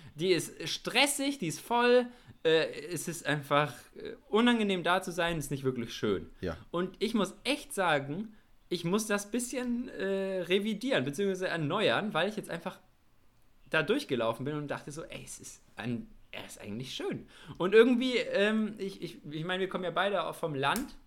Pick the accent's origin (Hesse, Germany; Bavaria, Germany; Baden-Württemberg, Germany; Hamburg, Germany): Bavaria, Germany; Nuremberg metropolitan area; wir sind ja beide hier in dem Großraum Nürnberg aufgewachsen